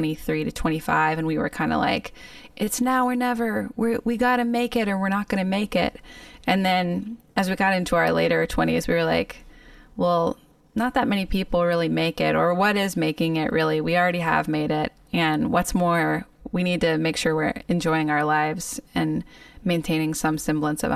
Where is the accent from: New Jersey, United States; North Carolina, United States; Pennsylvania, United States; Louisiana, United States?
North Carolina, United States; Greensboro; I'm from Greensboro, North Carolina, which is like an hour away.